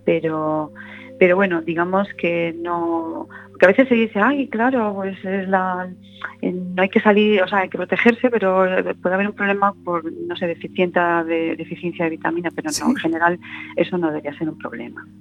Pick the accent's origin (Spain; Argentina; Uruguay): Spain; A Coruña, Galicia; moved away as an adult; now in Madrid, Spain; Yo estudié, bueno, desde tenía un añito hasta los 18, 19, así que yo me siento muy coruñesa